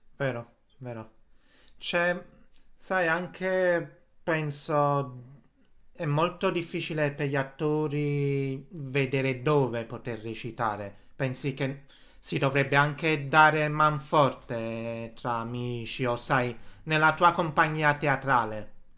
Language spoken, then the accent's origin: Italian; Casoria, Campania, Italy; io sono di Casoria